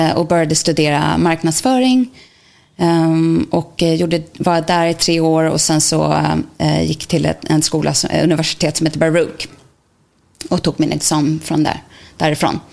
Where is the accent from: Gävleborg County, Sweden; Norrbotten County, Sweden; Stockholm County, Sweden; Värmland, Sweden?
Stockholm County, Sweden; Täby; moved away as an adult; now in New York, United States; jag är från Täby, Stockholm. Flyttade till New York